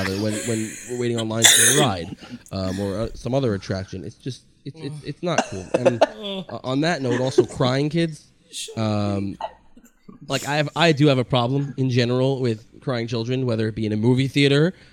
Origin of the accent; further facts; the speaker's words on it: New York, United States; I am from New York.